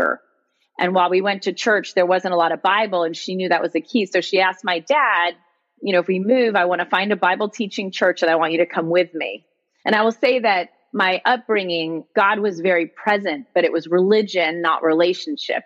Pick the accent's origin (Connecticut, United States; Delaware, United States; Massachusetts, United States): Connecticut, United States; moved away; also born or lived in Miami, Florida / Boston / New York; I was raised in Connecticut in a pretty typical middle-income family